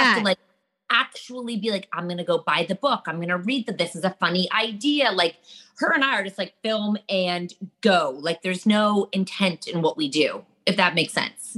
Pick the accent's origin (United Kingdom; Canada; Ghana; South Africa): Canada; yeah, we're Canadian.